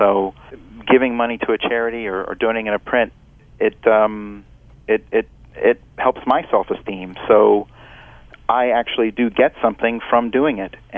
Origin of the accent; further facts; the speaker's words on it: Louisiana, United States; moved away; when I was growing up in Louisiana, I didn't like to speak Italian